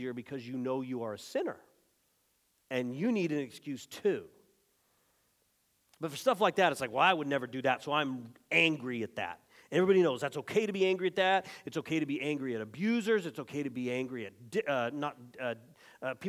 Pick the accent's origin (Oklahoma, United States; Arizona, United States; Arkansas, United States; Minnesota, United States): Arizona, United States; my home state of Arizona